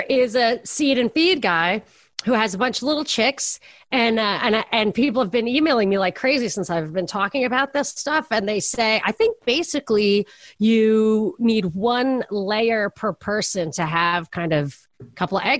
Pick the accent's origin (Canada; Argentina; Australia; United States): United States; Brooklyn, New York; I'm from Brooklyn.